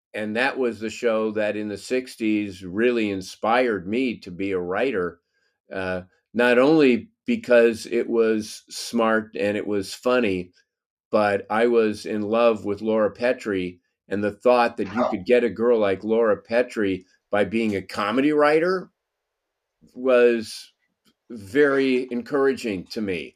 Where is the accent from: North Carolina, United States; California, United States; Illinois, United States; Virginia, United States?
California, United States; Los Angeles; born or raised there